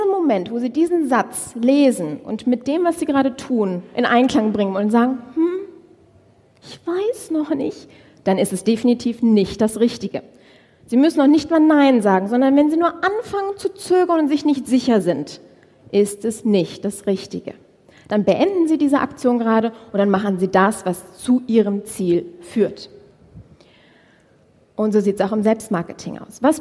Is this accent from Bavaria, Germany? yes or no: no; Düsseldorf, North Rhine-Westphalia, Germany; so mit 800, ich komme aus Düsseldorf, ja, so mit 800 Euro Budget in der Tasche